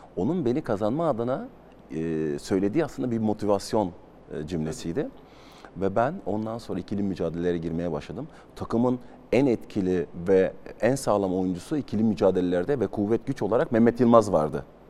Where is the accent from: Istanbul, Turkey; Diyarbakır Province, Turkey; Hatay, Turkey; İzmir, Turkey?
Hatay, Turkey; moved away as an adult; Ben de altyapıdan çıkmış, e, bir futbolcu olarak Hatay'ın ve Hatay Spor'un öz evladıyım